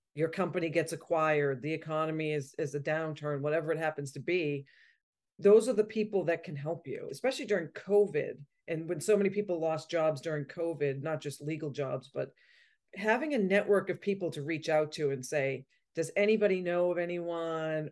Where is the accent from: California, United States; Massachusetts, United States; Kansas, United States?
Massachusetts, United States; Malden; also born or lived in Vermont; I grew up in Malden, Massachusetts, just outside of Boston